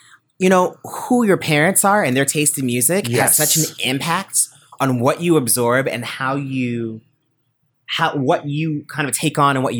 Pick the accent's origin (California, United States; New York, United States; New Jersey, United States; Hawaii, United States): California, United States; I grew up in California.